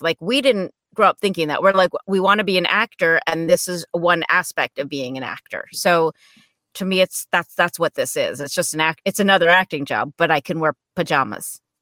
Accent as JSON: {"language": "English", "region": "New Jersey", "country": "United States", "tie": "born or raised there", "said": "I grew up in New Jersey, not too far from New York City"}